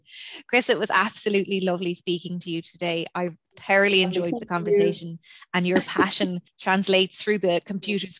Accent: Ireland; being Irish we're very storytelling culture as well

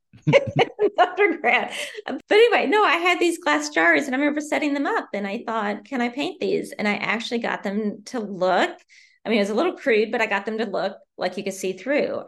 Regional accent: Southern Indiana, United States; moved away as an adult; also born or lived in Bloomington, Indiana; now in Maryland, United States; I'm originally from Southern Indiana, and I grew up there

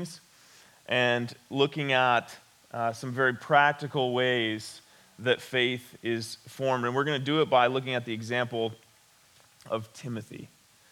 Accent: West Branch, Michigan, United States; I grew up in West Branch. I attended Ogama Heights High School

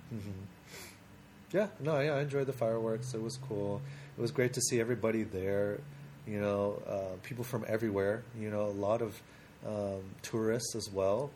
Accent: Portland, Oregon, United States; I'm actually from Portland

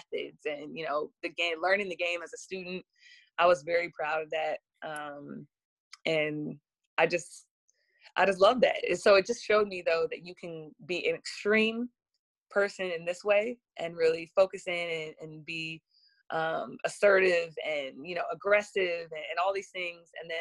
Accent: San Diego, California, United States; I'm from California, from San Diego

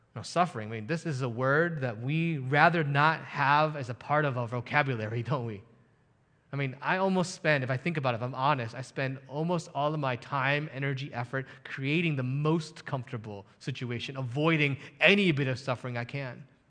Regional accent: United States; as an American

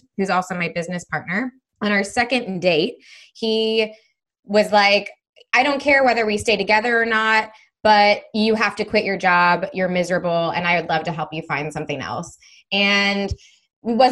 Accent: Missouri, United States; moved away as an adult; also born or lived in Spain / Israel / South America; I grew up in Missouri, and that's where I'm based now

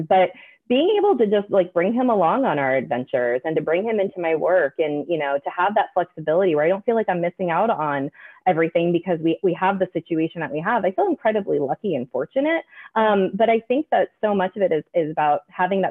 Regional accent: Midwest, United States; now in Pacific Northwest, United States; I grew up in the Midwest

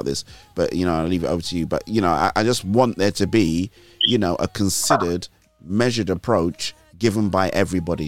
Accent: Nigeria; moved away; I grew up with him in Nigeria

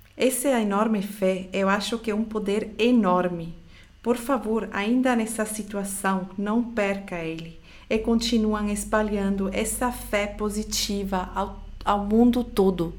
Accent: Switzerland; Portuguese is a second language; now in Brazil; No meu país, onde eu nasci, na Suíça

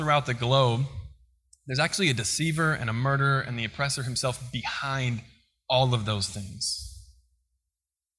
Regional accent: Colorado, United States; also born or lived in Kansas; now in Missouri, United States; I'm from Colorado, but my mom's family is from Kansas

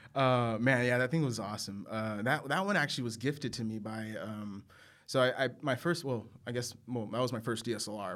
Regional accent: San Angelo, Texas, United States; now in Austin, United States; originally Texas native, born in uh, West Texas, small little city called San Angelo, Texas

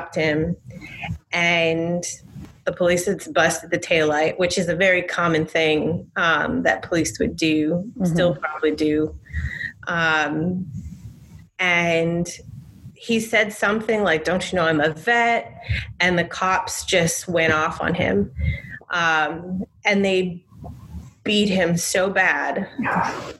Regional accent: Chicago, Illinois, United States; I was born in Chicago. My whole family was born in Chicago.

